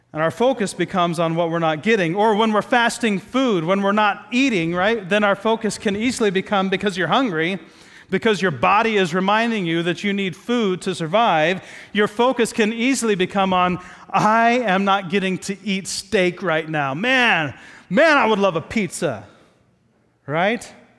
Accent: Midwest, United States; moved away; growing up in the Midwest

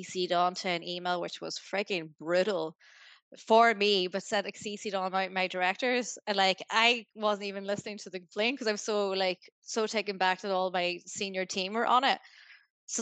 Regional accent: Greencastle, Ulster, Ireland; moved away as an adult; now in Australia; I'm from Greencastle

